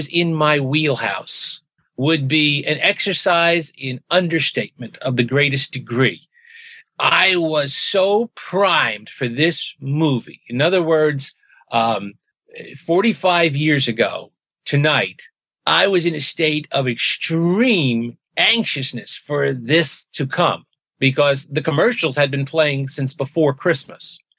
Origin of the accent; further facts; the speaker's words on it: New York, United States; I grew up in New York in the early 60s